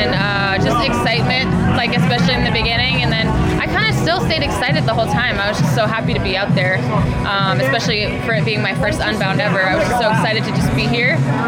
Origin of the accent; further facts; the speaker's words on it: Whitefish, Montana, United States; now in Encinitas, United States; I am from Encinitas, California, but I'm moving back to Whitefish, Montana, where I grew up on Monday.